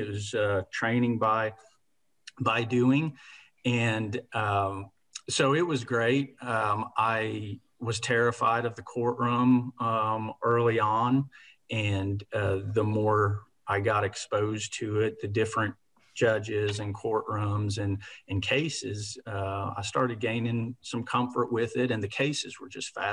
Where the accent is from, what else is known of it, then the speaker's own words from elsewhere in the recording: Mustang, Oklahoma, United States; also born or lived in Indiana / Chicago suburbs, Illinois; now in Norman, United States; we moved out here to Oklahoma, Mustang, Oklahoma, where I grew up, went through school in the Mustang school system, graduated from Mustang High